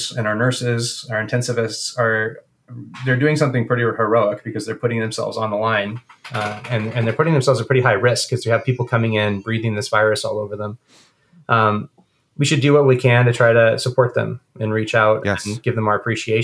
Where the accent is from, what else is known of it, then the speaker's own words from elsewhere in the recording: Guatemala; moved away; I grew up in Guatemala during a civil war